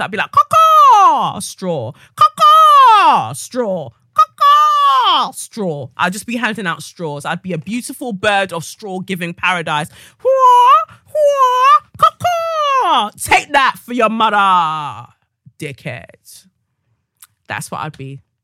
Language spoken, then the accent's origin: English; London, United Kingdom; I am from Peckham